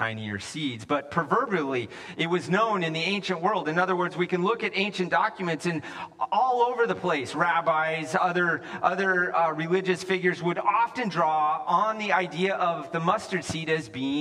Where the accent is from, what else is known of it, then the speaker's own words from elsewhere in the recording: the West, United States; moved away as an adult; also born or lived in California; I grew up in the West